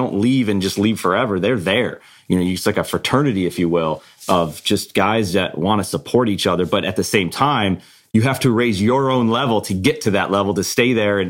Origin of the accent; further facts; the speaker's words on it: Buffalo, New York, United States; I'm from Buffalo, New York.